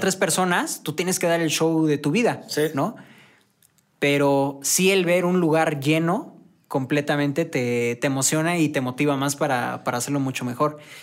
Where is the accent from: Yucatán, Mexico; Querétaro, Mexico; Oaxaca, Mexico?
Querétaro, Mexico; San Juan del Río; moved away as an adult; now in Querétaro, Mexico; Yo soy de San Juan del Río, pero por chamba me vine para, para acá y ya tengo como dos años más o menos viviendo aquí